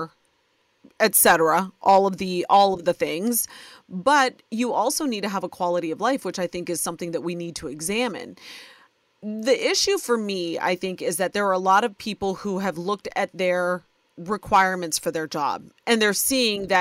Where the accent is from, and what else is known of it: Ohio, United States; born or raised there